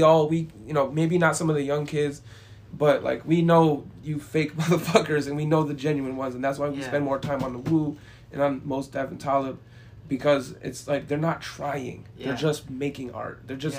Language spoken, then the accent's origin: English; Rochester, New York, United States; I'm from Rochester as a whole